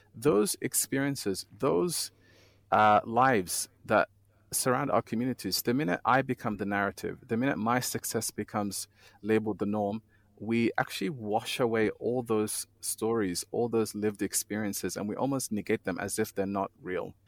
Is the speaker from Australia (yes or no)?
yes; Australia; born or raised there; moved away as an adult; also born or lived in Somalia / Kenya; now in Geneva, Switzerland